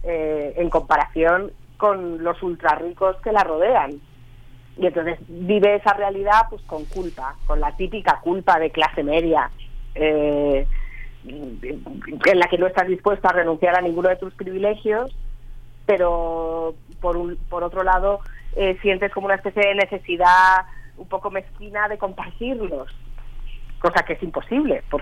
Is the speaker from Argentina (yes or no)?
no; La Gomera, Canary Islands, Spain; accent: Gomeran; sí, yo ya perdí el acento, pero bueno, sale la gomera un poquito